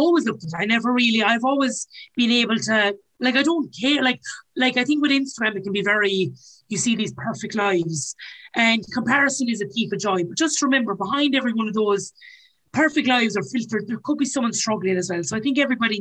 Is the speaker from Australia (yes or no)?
no; Ireland; us as Irish